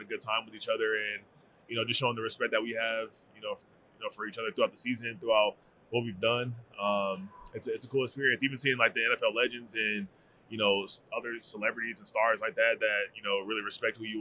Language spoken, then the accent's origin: English; Arizona, United States; I'm from Arizona